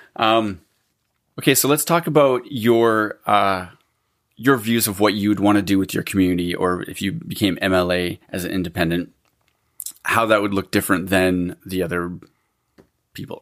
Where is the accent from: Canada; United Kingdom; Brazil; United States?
Canada; Alberta; now in British Columbia, Canada; I grew up in Alberta and then I came here